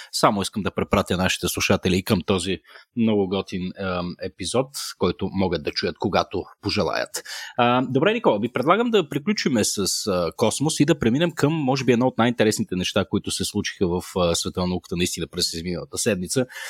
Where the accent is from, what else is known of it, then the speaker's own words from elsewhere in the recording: Shumen, Shumen Province, Bulgaria; accent: Shumen; аз съм шуменец по природа, вероятно ми личи по начина по който казвам думички като 50, 11 и, и проче. От време на време шуменската ми природа се проявява.